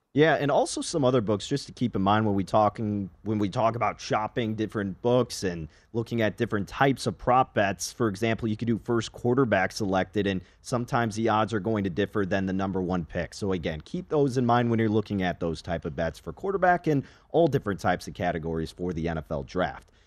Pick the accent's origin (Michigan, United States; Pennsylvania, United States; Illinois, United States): Illinois, United States; Chicago; I grew up in Chicago, currently reside there